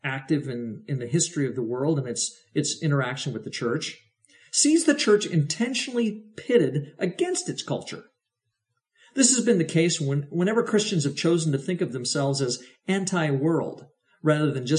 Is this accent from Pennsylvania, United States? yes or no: no; Oregon, United States; the Mennonite communities around which I grew up in Oregon